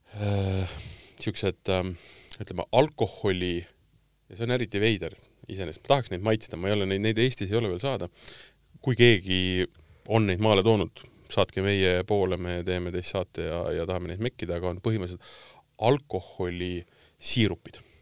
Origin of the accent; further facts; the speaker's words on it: Tartu, Tartu County, Estonia; now in Tallinn, Estonia; ma olen pärit Tartust.